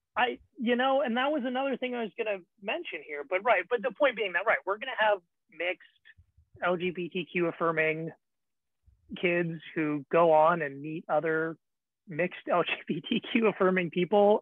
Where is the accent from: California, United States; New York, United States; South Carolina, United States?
California, United States; the Bay Area; I'm from the Bay Area